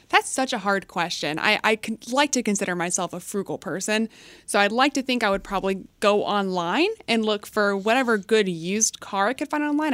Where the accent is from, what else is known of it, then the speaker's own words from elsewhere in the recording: McKinney, Texas, United States; moved away as an adult; also born or lived in Connecticut; I come from McKinney, Texas, and that's going to sound like nothing to a lot of people because it's not much, but it's suburb of Dallas. So it was a nice area to grow up. Um, you know, I do have a bit of that Texas loyalty uh, even though I was not born in the state, but you know, raised there.